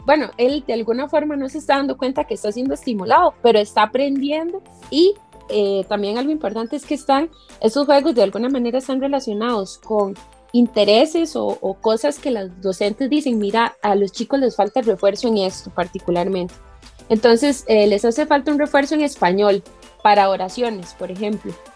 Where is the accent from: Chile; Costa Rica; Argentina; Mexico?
Costa Rica; Heredia; soy herediana de pura cepa, como dicen por ahí, ¿verdad? Sí. Porque nací en Heredia, crecí aquí, estudié en Heredia